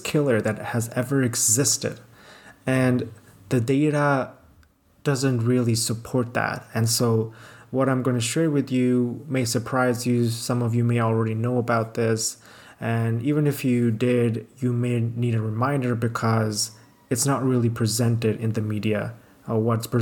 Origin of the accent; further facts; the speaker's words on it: Pakistan; now in Canada; I'm in my hometown, Pakistan now. I usually live in Canada